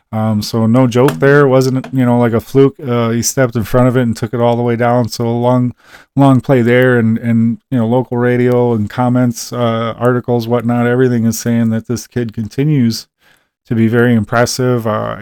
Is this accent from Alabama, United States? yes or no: no; Wisconsin, United States; accent: Wisconsin; I can really pick up my own Wisconsin accent